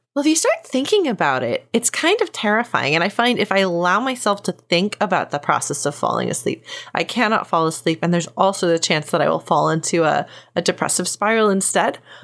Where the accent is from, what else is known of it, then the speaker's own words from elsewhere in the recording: Texas, United States; I'm from Texas where there's a lot of swimming and swimming pools.